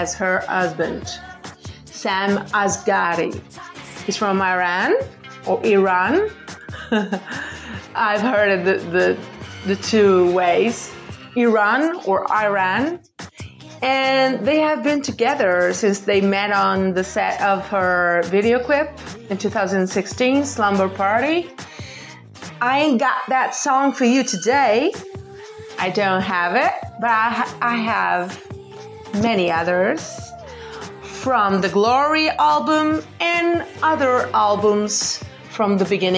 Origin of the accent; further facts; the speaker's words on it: Portugal; I'm from Portugal. Yeah, Portugal. Western Europe.